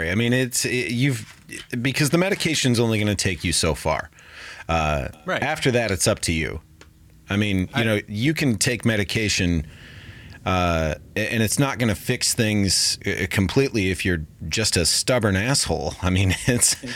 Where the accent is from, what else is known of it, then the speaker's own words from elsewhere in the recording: Seattle, Washington, United States; moved away as an adult; also born or lived in Orange County, California / New York; now in Los Angeles, United States; I'm originally from Seattle, Washington